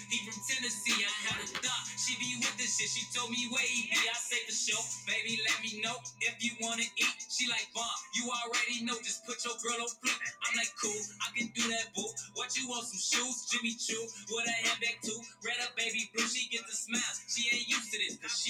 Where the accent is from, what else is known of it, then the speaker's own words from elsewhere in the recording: Stockholm, Stockholm County, Sweden; moved away; because I came from Stockholm, Sweden prior to. I didn't understand anything on the fucking walls. I didn't understand what anyone was saying.